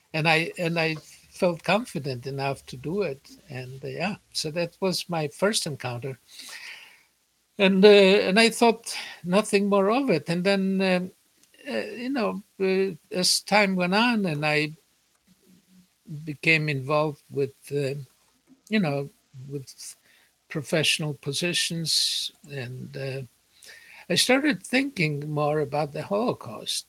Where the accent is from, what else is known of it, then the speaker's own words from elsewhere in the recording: Poland; moved away; also born or lived in United States / Israel; I was an American and I had a PhD and I was born in Poland